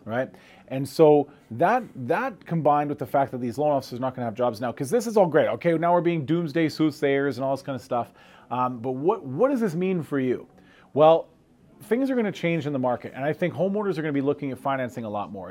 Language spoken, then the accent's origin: English; Canada; now in United States; I'm a Canadian trying to become a U.S. citizen